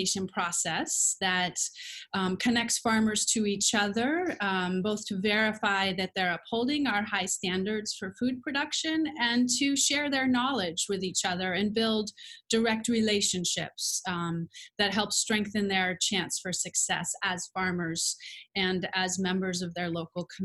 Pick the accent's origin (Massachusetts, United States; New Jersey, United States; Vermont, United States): Vermont, United States; now in Brooklyn, United States; But I grew up in Vermont, in rural Vermont